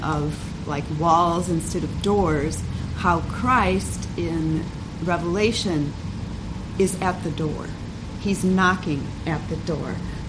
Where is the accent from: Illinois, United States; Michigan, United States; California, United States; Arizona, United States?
Illinois, United States; Chicago; Oh, yeah, I'm from Chicago.